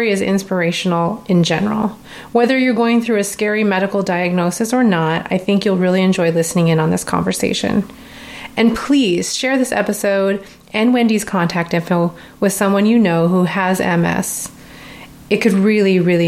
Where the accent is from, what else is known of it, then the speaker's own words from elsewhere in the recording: Alaska, United States; I grew up in Alaska